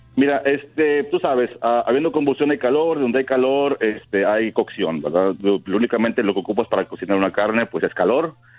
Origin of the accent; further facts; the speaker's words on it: Reynosa, Tamaulipas, Mexico; yo nací en Reynosa